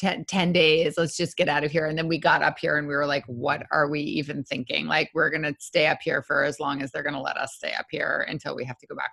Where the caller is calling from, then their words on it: New York, United States; also born or lived in Brooklyn, United States; We're currently upstate in the Hudson Valley. My folks have a house up here that we have been crashing at for a couple of months.